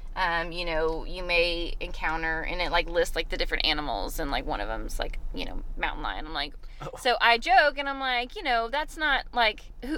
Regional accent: Jacksonville, Florida, United States; moved away as an adult; also born or lived in Colorado / Arizona / Arkansas; now in Conway, United States; I started my first year of college at the University of North Florida because I'm from Jacksonville, Florida.

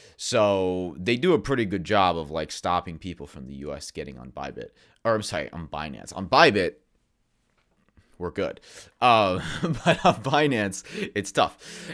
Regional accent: United States; for Americans, we're very American-centric

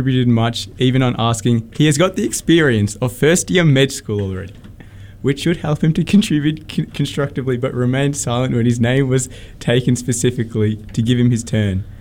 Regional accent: Melbourne, Victoria, Australia

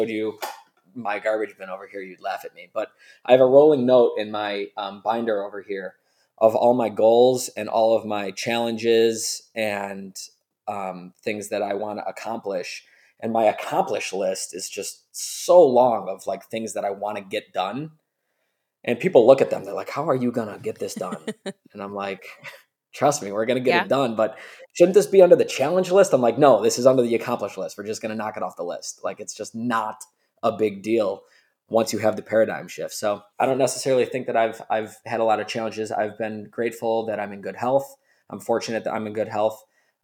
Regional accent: Buffalo, New York, United States; we're from Buffalo, New York

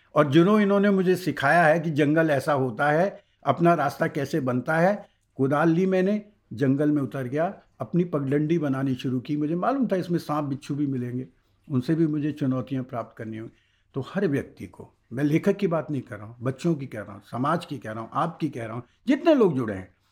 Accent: Allahabad, Uttar Pradesh, India; मेरा जन्म इलाहाबाद में हुआ है

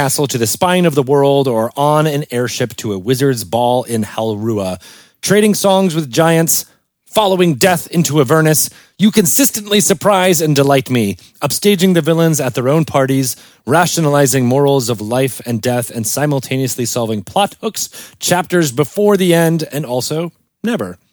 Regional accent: East Lyme, Connecticut, United States; in East Lyme, Connecticut. I'm like, that was my hometown.

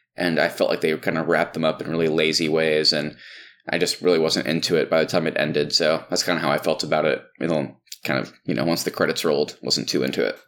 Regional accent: Texas, United States; all of us growing up in Texas

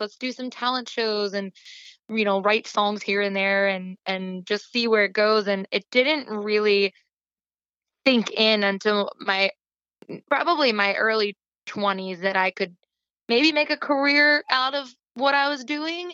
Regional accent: Ephrata, Pennsylvania, United States; I grew up near Ephrata, Pennsylvania

